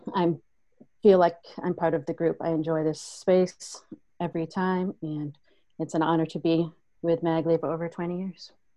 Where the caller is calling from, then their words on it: Guam; I'm calling from Guam